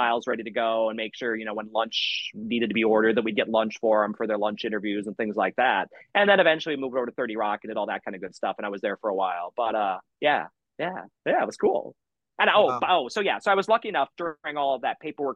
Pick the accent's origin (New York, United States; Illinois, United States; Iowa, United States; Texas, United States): Illinois, United States; Elgin; I'm from Elgin originally